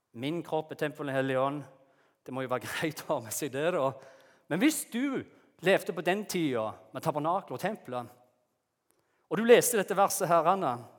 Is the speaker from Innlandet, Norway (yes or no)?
no; Jæren, Rogaland, Norway; moved away as an adult; now in Lyngdal, Norway; det er ikke det at vi ikke har fine strendene på Jæren, der jeg kommer fra